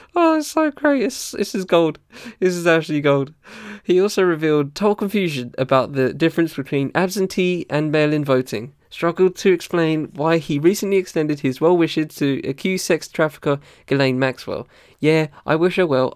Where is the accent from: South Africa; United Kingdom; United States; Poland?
United Kingdom; as a British dude